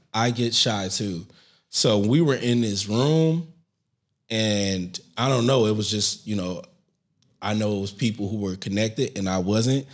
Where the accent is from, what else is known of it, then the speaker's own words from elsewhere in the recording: St. Louis, Missouri, United States; moved away as an adult; now in New York City, United States; I'm still from Saint Louis